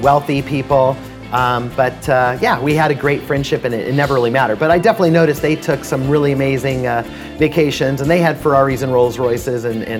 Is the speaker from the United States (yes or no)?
yes; Los Angeles, California, United States; I actually grew up about 45 minutes from here, Studio City, California, an area where there are a lot of wealthy people